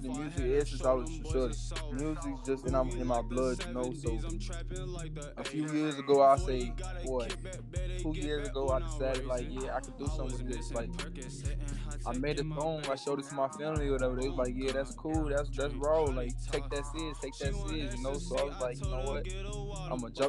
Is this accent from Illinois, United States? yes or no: yes; Chicago, Illinois, United States; now in Iowa, United States; I'm from Chicago